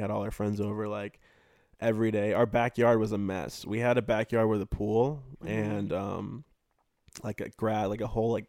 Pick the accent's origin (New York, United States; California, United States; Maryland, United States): California, United States; Temecula; also born or lived in Chula Vista, California; I was born there, and then when I was young, like 7 or 8, I moved to Temecula, and I grew up there.